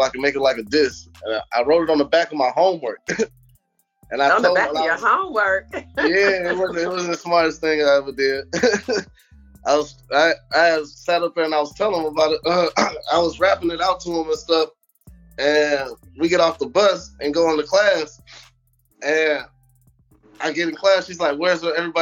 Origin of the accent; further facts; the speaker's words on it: St. Louis, Missouri, United States; I'm from St. Louis. I ain't never been nowhere else really outside of St. Louis. This is where I've been living at all my life.